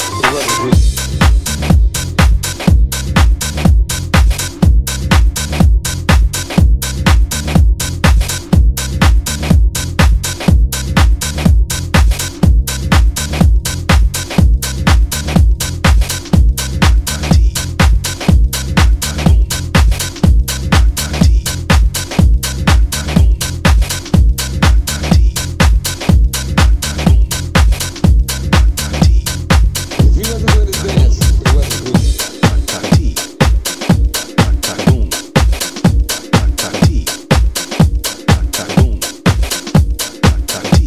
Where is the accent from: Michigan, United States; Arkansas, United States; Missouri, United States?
Missouri, United States; now in South Korea; I'm from Missouri, you know what I'm saying? But right now I'm situated in cold ass Korea right now.